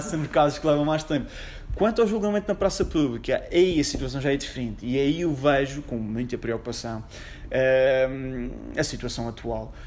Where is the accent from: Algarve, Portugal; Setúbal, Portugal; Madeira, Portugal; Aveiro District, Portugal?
Madeira, Portugal; Funchal; also born or lived in Lisbon; Eu sou do Funchal, tenho 27 anos